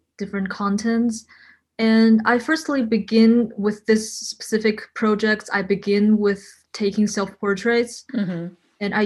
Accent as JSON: {"language": "English", "town": "Shenzhen", "region": "Guangdong", "country": "China", "also_born_or_lived": "Brooklyn, New York", "moved": "yes", "lives_now": "New York, United States", "said": "I come from Shenzhen, China, and now I'm based in Brooklyn, New York"}